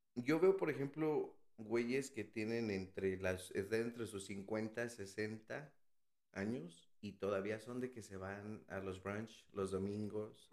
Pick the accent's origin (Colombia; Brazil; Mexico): Mexico; Mexico City; moved away as an adult; also born or lived in Texas; now in United States; Soy de, bueno, nací en la Ciudad de México